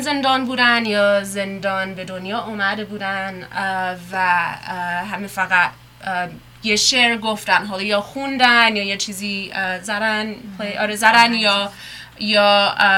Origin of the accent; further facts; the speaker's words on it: United States; also born or lived in Iran; خودم توی ایران به دنیا اومده بودم خیلی کوچیک بودم اومدیم آمریکا اینجا بزرگ شدم